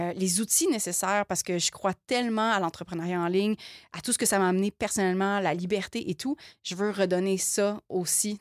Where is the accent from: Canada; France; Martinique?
Canada; Quebec; on est Canadien, mais on n'est pas Canadien. On est, on est Québécois. On est Québécois.